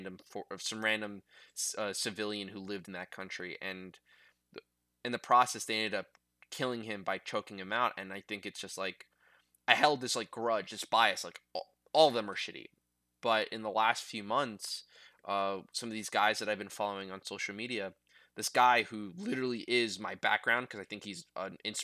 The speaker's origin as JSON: {"language": "English", "country": "United States", "said": "I'm in the army or because I'm an American"}